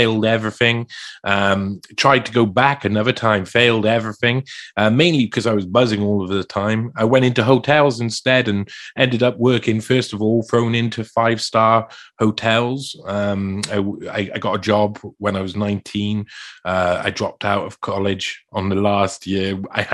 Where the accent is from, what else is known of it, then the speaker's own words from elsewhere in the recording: South Wales, United Kingdom; I was brought up in South Wales